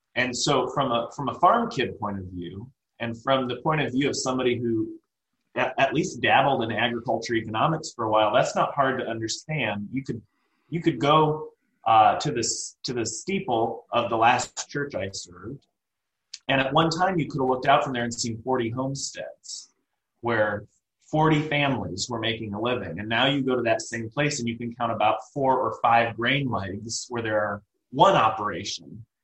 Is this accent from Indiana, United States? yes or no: yes; Plymouth, Indiana, United States; now in Lapel, United States; I grew up near Plymouth, Indiana, and I was I was raised on a farm